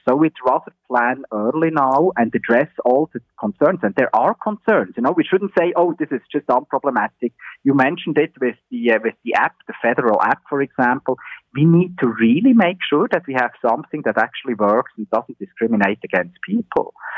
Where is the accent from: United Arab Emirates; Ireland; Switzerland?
Switzerland; now in Ontario, Canada; my home country in Switzerland